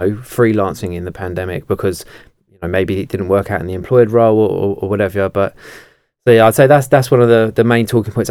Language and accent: English; Kent, South East England, United Kingdom; I'm from Kent